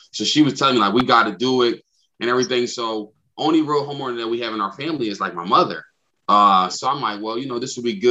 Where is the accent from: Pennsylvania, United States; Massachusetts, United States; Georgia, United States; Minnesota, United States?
Pennsylvania, United States; Philadelphia; I'm from Philadelphia